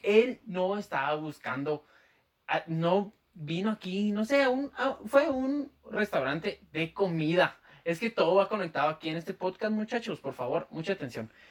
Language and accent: Spanish; Guatemala; accent: chapín; mi acento chapín